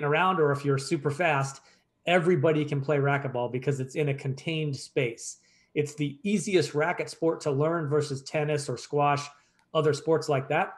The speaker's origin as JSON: {"language": "English", "region": "Pennsylvania", "country": "United States", "tie": "born or raised there", "moved": "yes", "said": "my hometown back in Pennsylvania"}